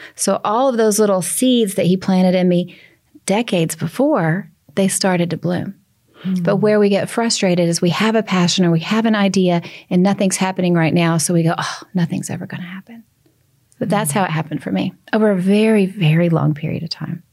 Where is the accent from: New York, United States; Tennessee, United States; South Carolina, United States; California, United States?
Tennessee, United States; Nashville; accent: Southern; I'm from Nashville where we do occasionally have cold